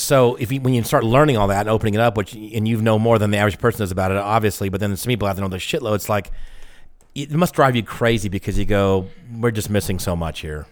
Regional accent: the South, United States; I'm from the South

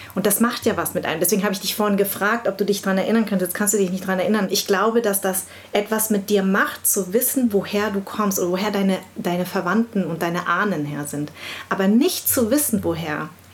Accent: Munich, Bavaria, Germany; also born or lived in Darmstadt; Ich bin in München groß geworden

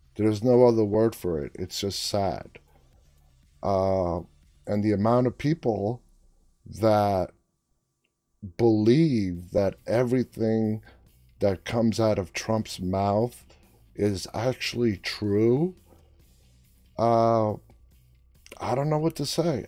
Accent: New York City, New York, United States; moved away; also born or lived in Washington, D.C. area; I grew up in New York City

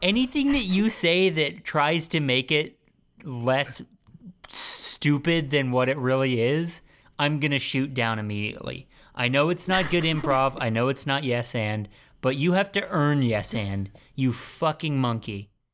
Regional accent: California, United States; moved away; we're all from California and moved somewhere else

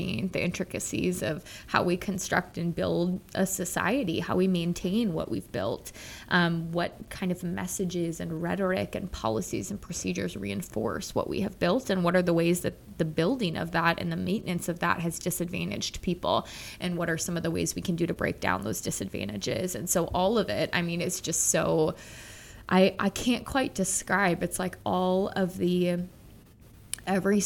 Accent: Minnesota, United States; a middle-class white suburban child of growing up in Minnesota

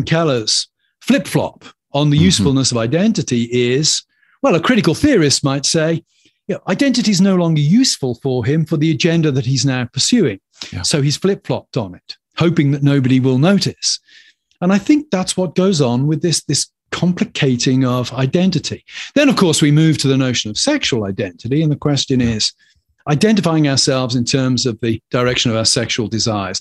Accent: England, United Kingdom; moved away as an adult; now in United States; I'm an Englishman. Yeah. In America, I'm British

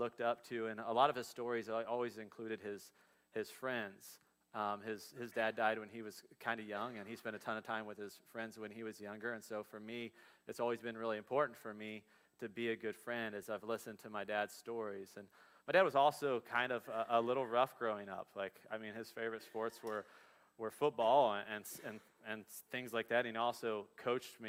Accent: Dayton and Cincinnati area, Ohio, United States; We grew up in the Dayton and Cincinnati area

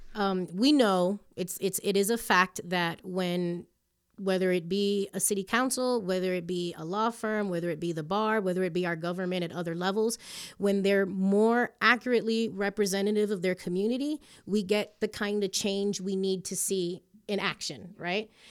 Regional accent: Hialeah, Florida, United States; first language English; moved away as an adult; also born or lived in Chicago; now in Colorado, United States; we got super spoiled growing up in Miami, in Hialeah particularly

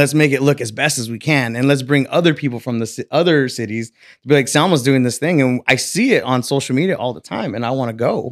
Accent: Selma, California, United States; I was born and raised in Selma, California

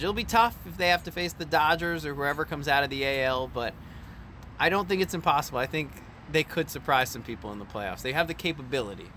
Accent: Silver Spring, Maryland, United States; moved away; I grew up in Silver Spring, Maryland

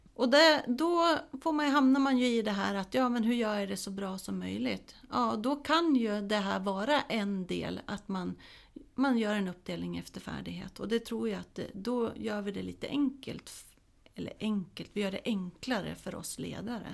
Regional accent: Småland, Sweden; now in Hälsingland, Sweden; där jag kommer ifrån, Småland, där jag är uppvuxen eh, och i Hälsingland där jag bor nu

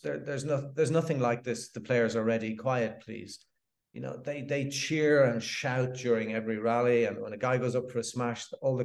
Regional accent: Dublin, Leinster, Ireland; moved away as an adult; now in South of France; I'm from Ireland, originally from Dublin.

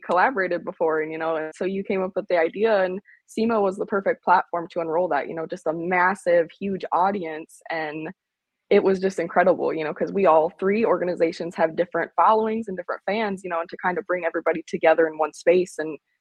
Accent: Northern Illinois, United States; moved away as an adult; also born or lived in Laramie, Wyoming; I'm originally from Northern Illinois, but I left home at 19, and I haven't really been back since.

